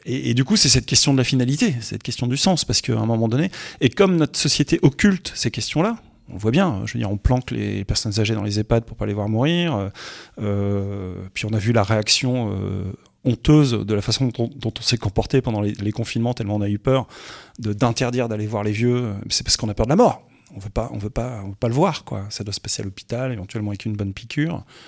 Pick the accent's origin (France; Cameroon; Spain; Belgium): France; Roubaix, Hauts-de-France; je suis un gars du Nord, je suis né à Roubaix